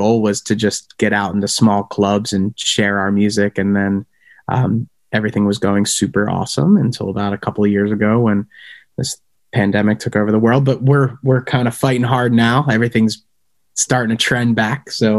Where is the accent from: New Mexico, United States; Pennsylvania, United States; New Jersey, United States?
Pennsylvania, United States; Conshohocken; We are we're from the suburbs of Philadelphia. Morgan's from Narstown. I'm from Conshohocken. We claim Conshohocken as like our home base, even though we can't afford to live there anymore.